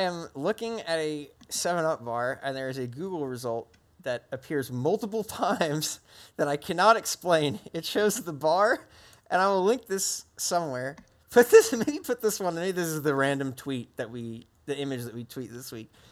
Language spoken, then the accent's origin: English; New Jersey, United States; moved away; also born or lived in Massachusetts; I grew up in New Jersey